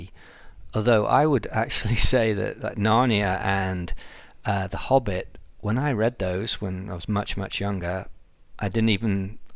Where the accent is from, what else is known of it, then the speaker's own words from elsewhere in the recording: England, United Kingdom; moved away; I'm English